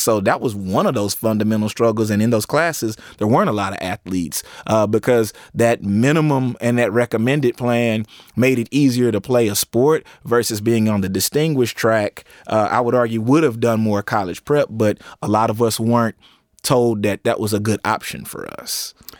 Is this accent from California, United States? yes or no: no; East Texas, United States; growing up in East Texas